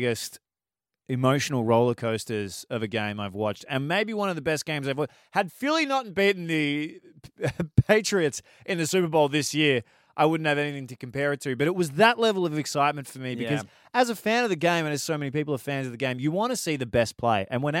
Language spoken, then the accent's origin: English; Melbourne, Victoria, Australia; Why should I give a shit? I'm some kid from Melbourne. Why does it matter? I love it.